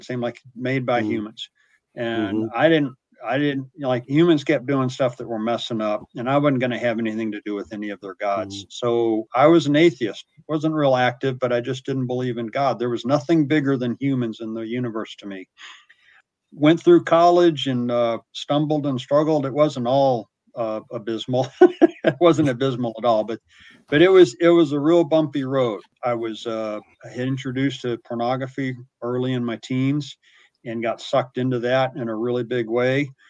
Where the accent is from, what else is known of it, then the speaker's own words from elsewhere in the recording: the South, United States; I grew up in the South where there were altar calls and people talked about Jesus